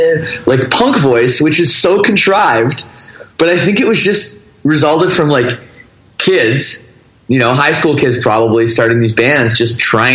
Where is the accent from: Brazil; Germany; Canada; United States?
Canada; Toronto suburbs, Ontario; I grew up in the Toronto, Canada suburbs.